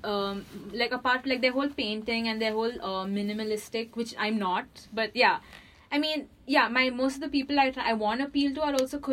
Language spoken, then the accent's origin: English; the South, South India, India; I come from the South